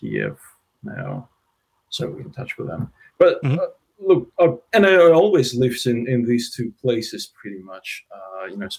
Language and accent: English; Russia; English is a second language; moved away as an adult; also born or lived in Ukraine; now in Melbourne, Australia; I was born in Russia, but pretty close to the border of Ukraine.